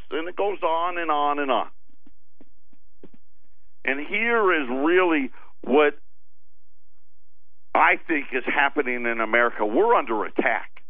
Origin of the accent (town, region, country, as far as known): Syracuse, New York, United States; born or raised there